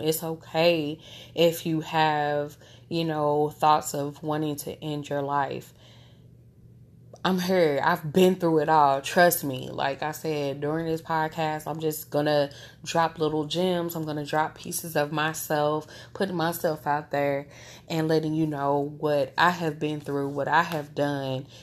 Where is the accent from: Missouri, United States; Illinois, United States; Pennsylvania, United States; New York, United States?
Missouri, United States; St. Louis; I am born and raised in Saint Louis, Missouri, home of …